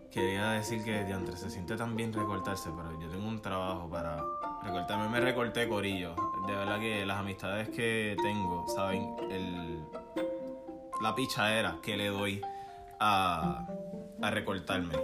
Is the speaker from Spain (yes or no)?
no; Puerto Rico; accent: boricua; somos boricuas.